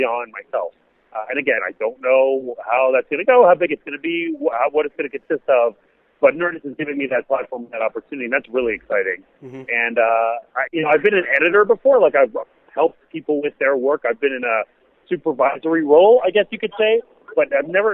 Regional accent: Montreal, Quebec, Canada; moved away as an adult; also born or lived in Washington, D.C. / Los Angeles; now in United States; I grew up in Montreal

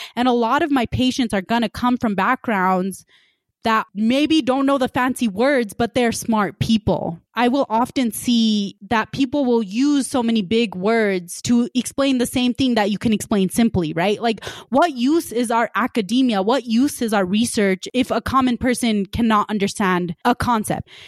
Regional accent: West Valley City, Utah, United States; also born or lived in Punjab / Salt Lake City, Utah; I immigrated from Punjab, when I was three years old and grew up in West Valley

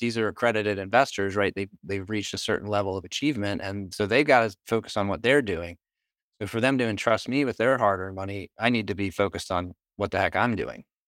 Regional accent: Northeast, United States; I'm from the Northeast.

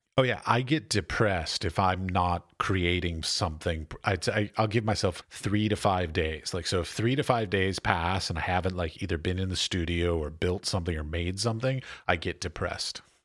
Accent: United States; moved away as an adult; now in Czech Republic; I'm an American, so I'm an expat

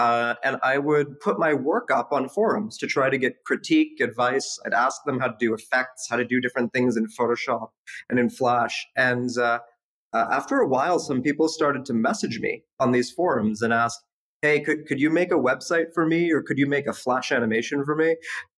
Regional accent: Canada; I mean, Canada was incredible. My parents moved there in the 80s, you know, during the Civil War, and they just wanted me to have access to a good education. So, you know, just like every good Canadian kid, I played ice hockey growing up

